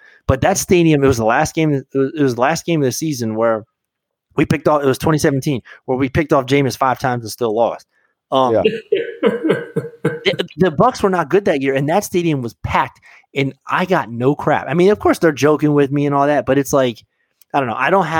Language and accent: English; United States; moved away; I grew up in Redskin country. I grew up in NFC East country.